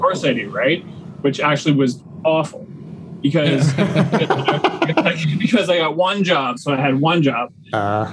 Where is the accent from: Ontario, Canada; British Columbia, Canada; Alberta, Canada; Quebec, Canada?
Ontario, Canada; Waterloo Region; also born or lived in Milton, Ontario; we moved to Waterloo region when I was in grade seven.